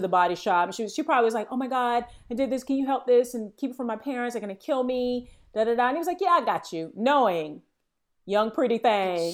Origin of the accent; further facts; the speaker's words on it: Florida, United States; growing up in Florida